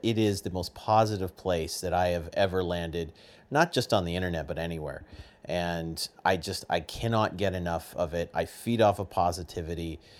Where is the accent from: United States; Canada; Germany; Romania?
Canada; I'm Canadian